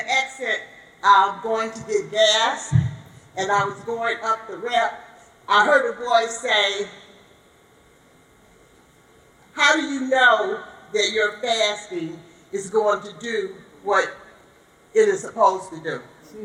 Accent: Chicago, Illinois, United States; I'm from Chicago, Illinois.

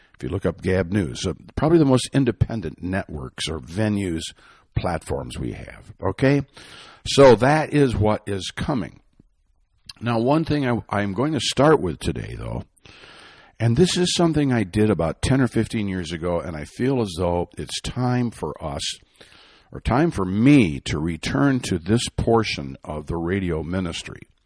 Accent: Michigan, United States; I'm from Michigan

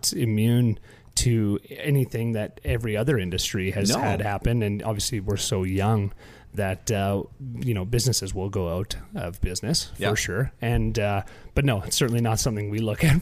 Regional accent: Prince George, British Columbia, Canada; moved away; also born or lived in Vancouver Island; I was from Prince George. Prince George is Caribou.

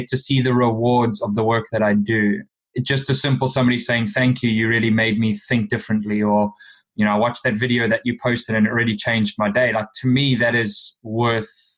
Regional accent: South Africa; moved away as an adult; Growing up in South Africa

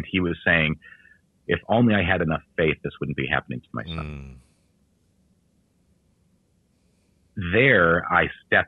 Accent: United States; as American men

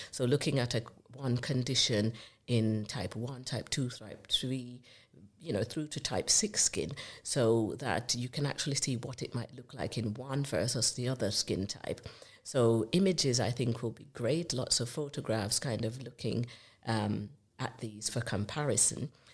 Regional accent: Jamaica; accent: Jamaican; now in United Kingdom; I'm from the Caribbean. Uh, you might recognize the accent as being from Jamaica.

